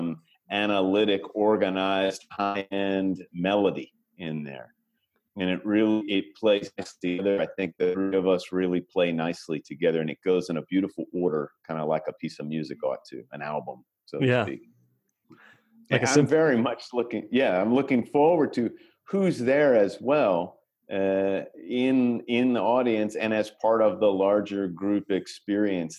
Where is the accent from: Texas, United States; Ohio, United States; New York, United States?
Texas, United States; Austin; my hometown of Austin